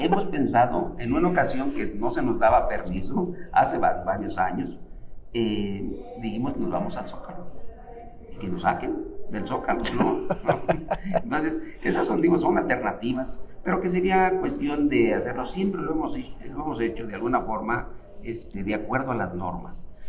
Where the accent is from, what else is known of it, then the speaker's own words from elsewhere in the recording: Zacatecas, Mexico; now in Mexico City, Mexico; Yo soy nacido en Zacatecas, por ejemplo, mis hijos ya son nacidos aquí